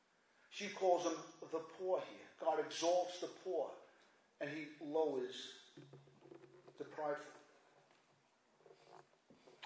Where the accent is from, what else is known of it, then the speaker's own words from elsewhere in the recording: New York City, New York, United States; I'm doing okay from Brooklyn over here